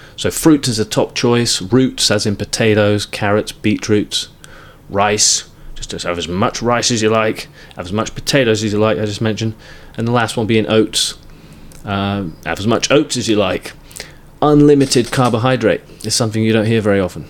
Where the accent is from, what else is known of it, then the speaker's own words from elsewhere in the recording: England, United Kingdom; the sort of earliest memory I remember is growing up in England